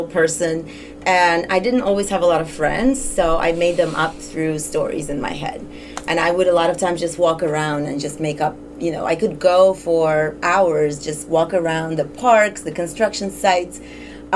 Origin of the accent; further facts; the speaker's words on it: Russia; moved away; my own teenage years growing up in Russia